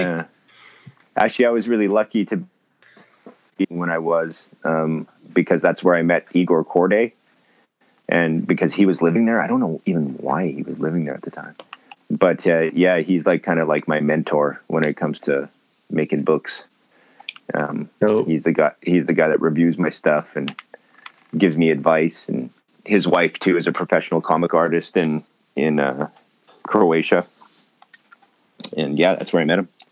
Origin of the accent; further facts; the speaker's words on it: Winnipeg, Manitoba, Canada; also born or lived in Vancouver, Canada; now in Japan; I'm originally from Winnipeg, Manitoba